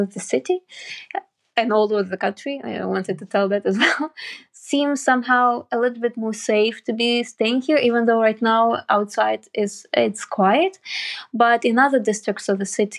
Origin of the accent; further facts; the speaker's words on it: Kyiv, Ukraine; I'm a Kyiv-born journalist, and I'm happy that I was born here in Ukraine